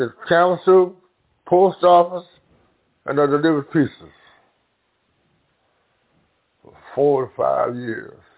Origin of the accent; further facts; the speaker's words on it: Clarksdale, Mississippi, United States; now in Chicago, United States; I was born in Clarksville, Mississippi.